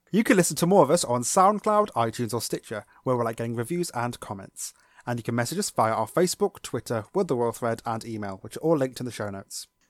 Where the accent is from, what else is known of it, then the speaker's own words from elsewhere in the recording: United Kingdom; we're British